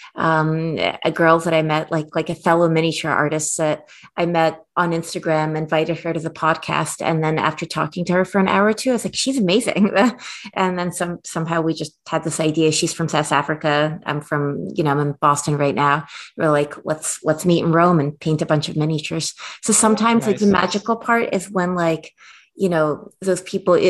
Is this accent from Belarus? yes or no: yes; Minsk, Belarus; now in United States; I was born in Belarus